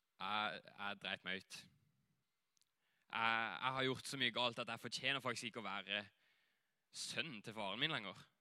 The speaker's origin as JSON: {"language": "Norwegian", "town": "Greipstad", "region": "Agder", "country": "Norway", "tie": "born or raised there", "also_born_or_lived": "Hawaii / Asia / Flekkerøya", "moved": "as an adult", "said": "jeg kommer her herfra, fra Greipstad, og vokste opp her"}